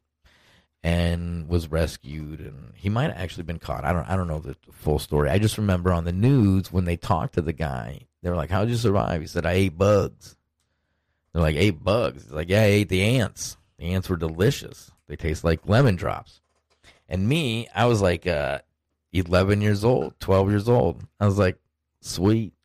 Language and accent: English; Upper Midwest, United States; I come from the Midwest, the upper Midwest